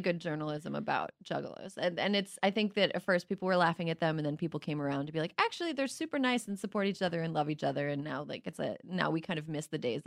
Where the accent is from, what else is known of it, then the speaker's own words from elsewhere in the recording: Wisconsin, United States; I grew up in the Minneapolis-Saint Paul area, but across the border in Wisconsin